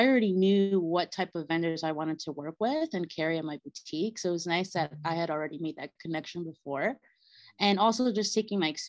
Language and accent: English; Bolivia; moved away; my Bolivian roots, since I'm from Bolivia